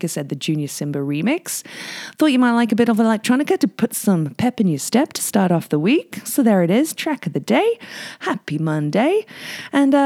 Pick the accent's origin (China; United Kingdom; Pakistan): United Kingdom; now in Whistler, Canada; being British